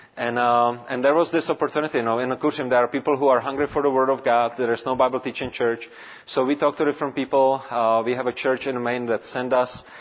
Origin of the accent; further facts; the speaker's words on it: Prague, Czechia; English is a second language; also born or lived in Brno area, Czech Republic; I was born and raised in Prague, which is the capital.